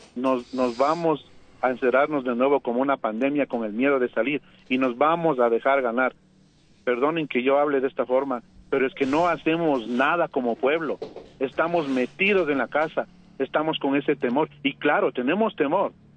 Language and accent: Spanish; Ecuador; los ecuatorianos